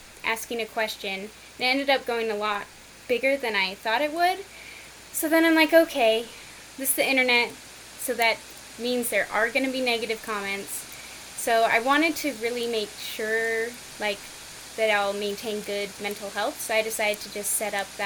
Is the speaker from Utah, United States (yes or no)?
yes; Utah, United States; I grew up and live in Utah